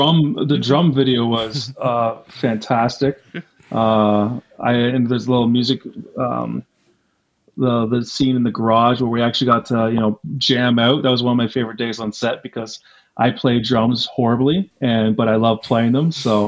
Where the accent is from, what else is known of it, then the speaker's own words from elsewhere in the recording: East Coast, United States; I'm from the East Coast. I lost 2 summers of my life because of Jaws.